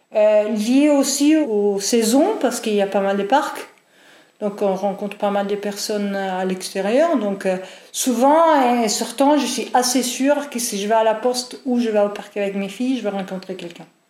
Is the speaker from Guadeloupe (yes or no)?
no; Italy; French is a second language; moved away as an adult; also born or lived in Norway / England; now in Nantes, France; je suis italienne, euh, donc euh, j'ai vécu juste à mes 26 ans en Italie